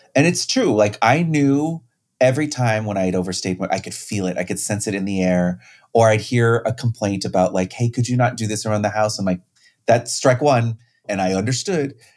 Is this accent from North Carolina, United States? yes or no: no; Riverside, California, United States; I grew up in Riverside, California